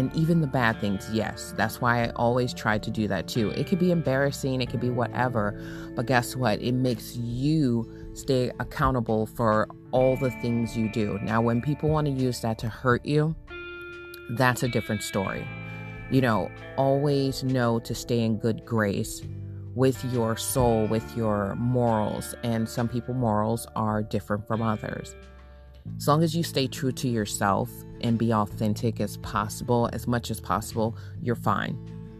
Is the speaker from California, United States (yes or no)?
yes; California, United States; also born or lived in Michigan; I was born in Michigan, raised in California, and I came back to Michigan